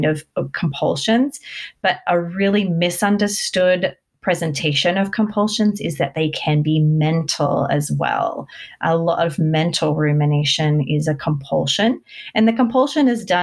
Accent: Australia; moved away as an adult; now in United States; I'm actually Australian, but I moved to America when I was 20

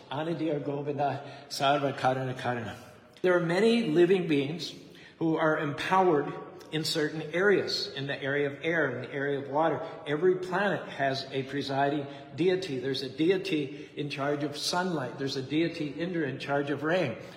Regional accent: United States; I'm an American.

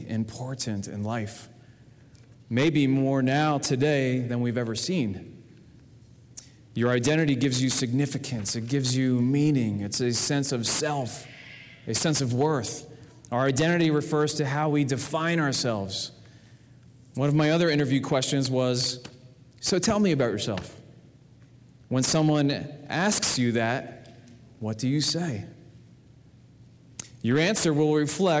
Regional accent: New Jersey, United States; I was born in February in 1975 in New Jersey.

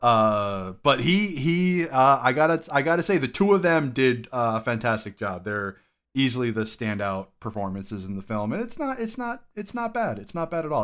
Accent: Connecticut, United States; Connecticut is known for our Hispanic population

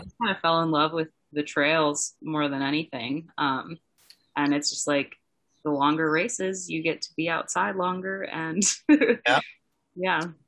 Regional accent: Twin Cities, Minneapolis–St. Paul, Minnesota, United States; moved away as an adult; I grew up in the Twin Cities, like just in the suburbs south of Minneapolis, St. Paul

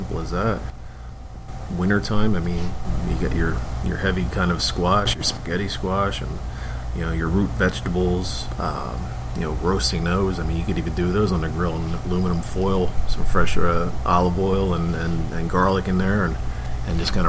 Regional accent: Philadelphia, Pennsylvania, United States; moved away; I'm from Philly.

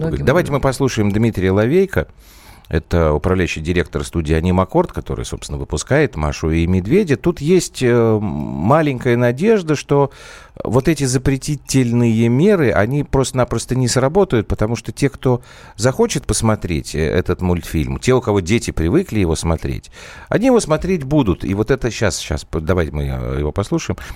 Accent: Moscow, Russia; я из Москвы.

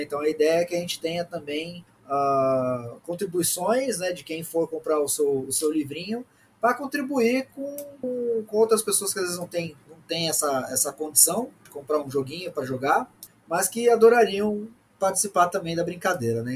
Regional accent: Brazil; Sou brasileiro médio

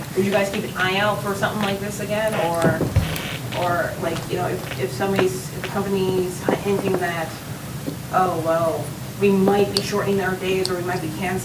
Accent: East Coast, United States; I'm from the East Coast

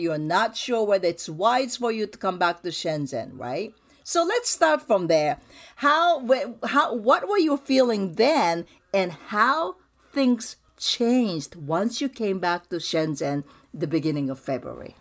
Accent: Japan; now in United States; I grew up in Japan, so we bow

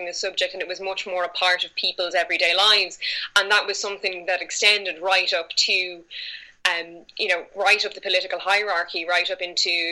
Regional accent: Ireland; accent: Irish; I am from Ireland, and we do have a very strong folkloric tradition over here, which from a very young age I was exposed to by family

